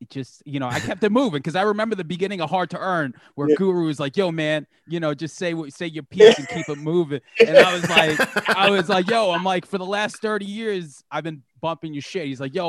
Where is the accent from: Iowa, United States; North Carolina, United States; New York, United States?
New York, United States; Long Island; we're from Long Island